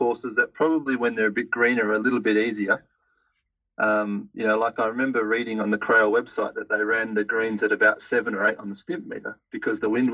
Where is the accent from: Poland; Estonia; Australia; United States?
Australia; Western Australia; moved away as an adult; also born or lived in Melbourne, Australia; now in Paris, France; I grew up in Western Australia